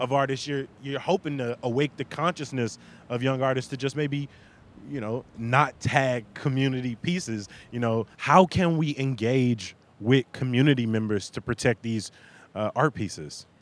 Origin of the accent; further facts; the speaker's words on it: Chicago, Illinois, United States; Growing up in Chatham